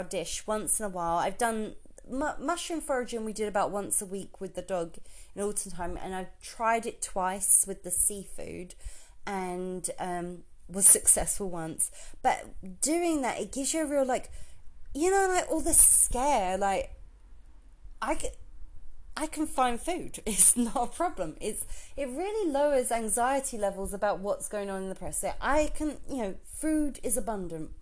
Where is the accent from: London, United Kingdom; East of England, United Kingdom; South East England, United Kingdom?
East of England, United Kingdom; Essex; I grew up in Essex